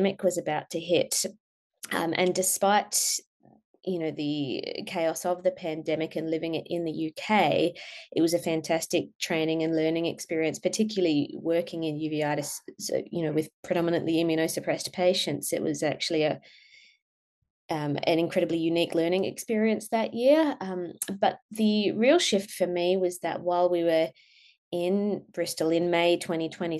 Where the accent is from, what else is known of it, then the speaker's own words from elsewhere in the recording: Tamworth, New South Wales, Australia; moved away as an adult; also born or lived in Newcastle / Melbourne; I grew up in Tamworth. I went through primary school and high school here